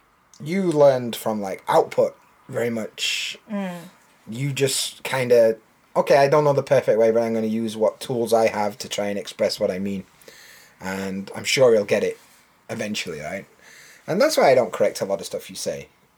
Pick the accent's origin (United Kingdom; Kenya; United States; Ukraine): United Kingdom; Yorkshire and the Humber; accent: Yorkshire; I don't speak in my natural accent with many people. Because it's really hard to understand a Yorkshire accent.